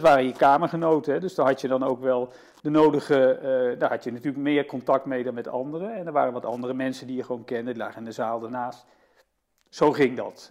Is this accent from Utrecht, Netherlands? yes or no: yes; Utrecht, Netherlands; also born or lived in Nijmegen; Ik ben niet geboren in Utrecht, maar wel op mijn derde. In 65 zijn we hier komen wonen